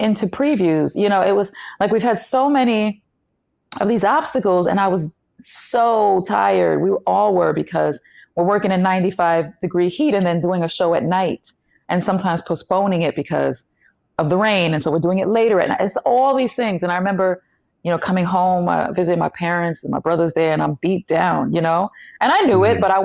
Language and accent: English; New York City, New York, United States; also born or lived in Long Island; Well, I'm from East New York, Brooklyn. Born in Coney Island, actually.